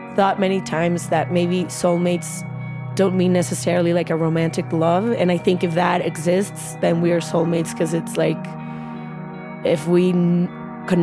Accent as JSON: {"language": "English", "town": "Guadalajara", "region": "Jalisco", "country": "Mexico", "tie": "born or raised there", "moved": "as an adult", "lives_now": "United States", "said": "I am a Mexican now living in the U.S."}